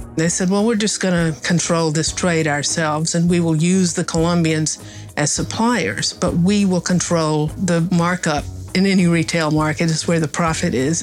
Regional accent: Appalachia, United States; moved away; I'm from Appalachia

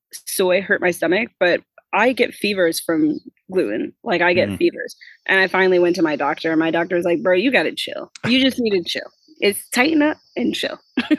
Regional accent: Midwest, United States; I grew up in the Midwest.

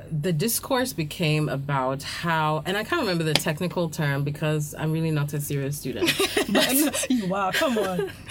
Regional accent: Ghana; being Ghanaian does not automatically.

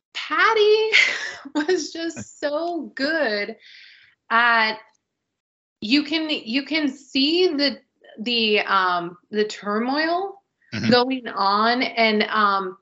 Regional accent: United States; we're American

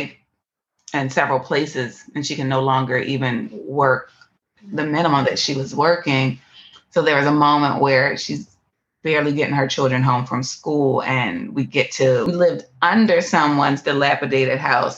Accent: Philadelphia, Pennsylvania, United States; I was born in Philadelphia, one of the most impoverished areas in Philadelphia, Pennsylvania

